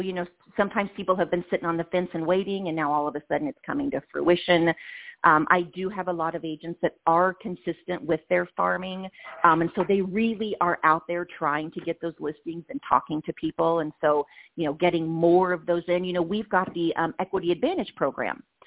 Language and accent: English; Indiana, United States; moved away as an adult; now in Las Vegas, United States; ISU was my hometown college back in Indiana